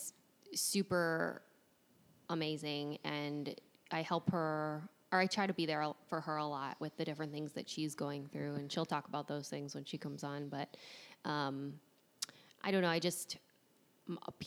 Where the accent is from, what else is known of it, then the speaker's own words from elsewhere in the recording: Cleveland, Ohio, United States; moved away as an adult; also born or lived in Georgia; I moved from Ohio, where I had always grown up, Cleveland, to Georgia for love